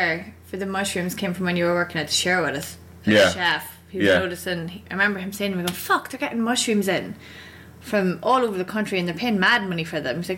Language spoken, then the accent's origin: English; Dundalk, County Louth, Ireland; moved away as an adult; now in Arrowtown, New Zealand